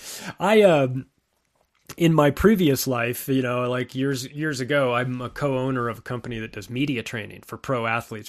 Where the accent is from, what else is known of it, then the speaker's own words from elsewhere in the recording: West Coast, United States; I grew up on the West Coast.